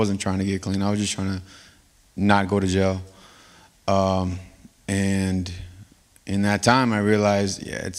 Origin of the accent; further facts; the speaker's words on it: Fresno, California, United States; moved away as an adult; also born or lived in Bay Area; now in Sacramento, United States; I was born and raised in Fresno